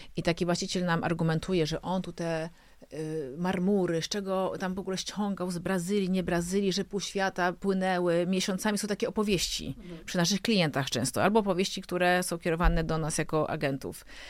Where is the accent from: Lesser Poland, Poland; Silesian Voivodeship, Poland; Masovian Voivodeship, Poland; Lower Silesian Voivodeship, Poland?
Masovian Voivodeship, Poland; Warsaw; jestem co prawda z Warszawy